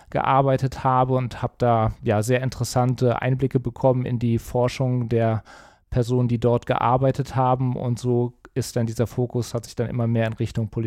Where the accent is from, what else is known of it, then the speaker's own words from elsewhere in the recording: Cologne, North Rhine-Westphalia, Germany; now in Düsseldorf, Germany; weil meine familiären Wurzeln liegen in München-Gladbach. Meine Heimat würde ich mittlerweile als Köln bezeichnen, weil das einfach prägende Jahre waren, bis auf den Fußball. Da bleibe ich Mönchengladbach treu. Und jetzt seit einiger Zeit oder schon seit vielen Jahren arbeite ich ja in Düsseldorf und mittlerweile wohne ich auch hier.